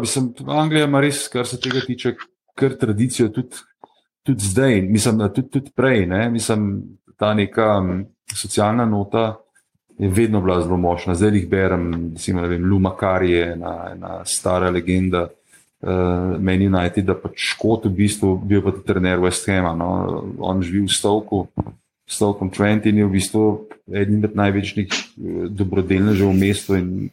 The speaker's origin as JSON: {"language": "Slovenian", "town": "Ljubljana", "region": "Central Slovenia", "country": "Slovenia", "tie": "born or raised there", "said": "jaz sem rojen v Ljubljani, eh, sem pa v bistvu potomec beguncev iz Štajerske"}